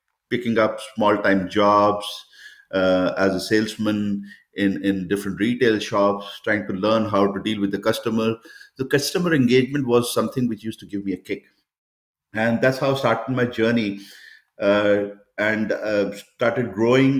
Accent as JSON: {"language": "English", "country": "India", "tie": "born or raised there", "moved": "yes", "lives_now": "Oman", "said": "I'm basically from India. So I was born in India, and I'm an immigrant. I mean, and I currently reside in Oman."}